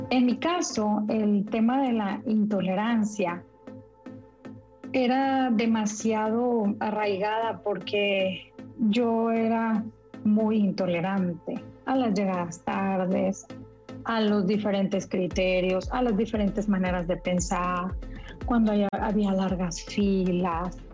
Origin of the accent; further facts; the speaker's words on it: Monterrey, Nuevo León, Mexico; Yo soy de Monterrey